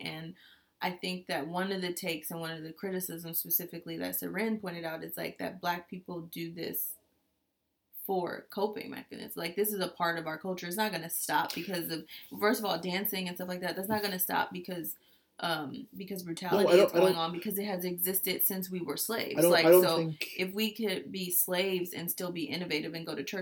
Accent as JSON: {"language": "English", "country": "United States", "said": "as an American"}